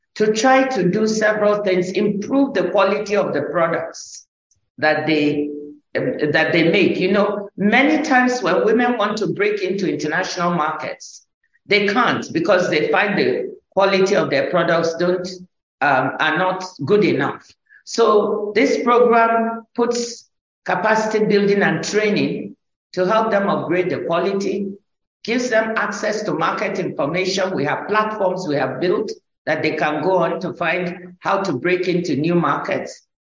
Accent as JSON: {"language": "English", "country": "Nigeria", "tie": "born or raised there", "said": "when I was growing up in Nigeria, I grew up in first in the village with my grandmother."}